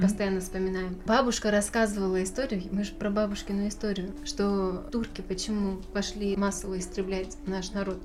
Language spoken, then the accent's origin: Russian; Novosibirsk, Novosibirsk Oblast, Russia; Родилась я в Новосибирске